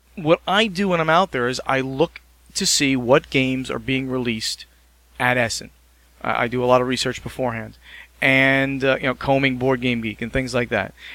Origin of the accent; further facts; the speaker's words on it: New Jersey, United States; I'm from New Jersey